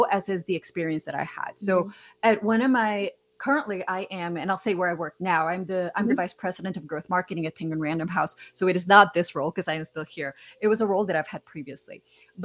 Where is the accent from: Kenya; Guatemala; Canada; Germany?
Guatemala; moved away; I'm originally from Guatemala, so I'm Hispanic